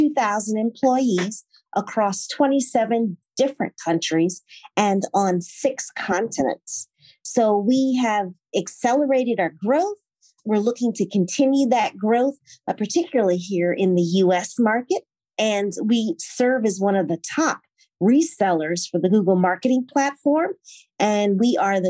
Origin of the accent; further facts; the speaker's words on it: Morganza, Louisiana, United States; moved away; I grew up in Pointe-Coupee Parish, very small town, went to Catholic school.